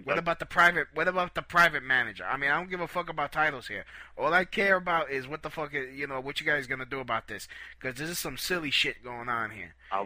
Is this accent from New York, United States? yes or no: yes; Brooklyn, New York, United States; You can't be doing this to no Puerto Ricans. We're Puerto Ricans from Brooklyn. We don't put up with this nonsense.